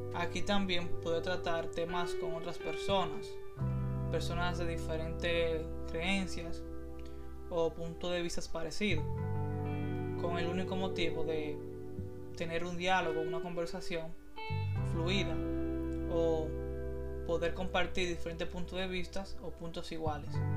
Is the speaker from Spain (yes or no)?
no; Santiago, Dominican Republic; Soy un joven dominicano de 23 años, escritor y estudiante. Soy proveniente de la provincia de Santiago, de República Dominicana